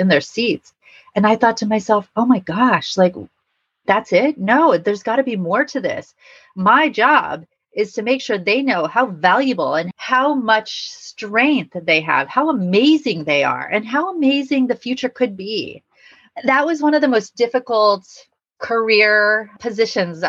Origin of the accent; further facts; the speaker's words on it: Los Angeles, California, United States; moved away as an adult; also born or lived in New York City; growing up in Los Angeles